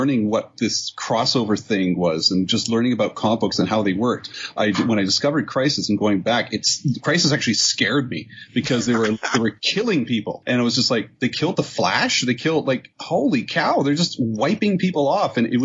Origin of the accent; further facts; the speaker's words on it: Canada; I'm the Canadian